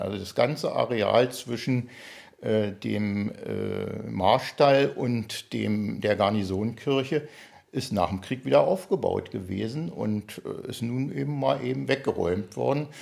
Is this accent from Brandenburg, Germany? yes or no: yes; Potsdam, Brandenburg, Germany; erstmal bin ich gebürtiger Potsdamer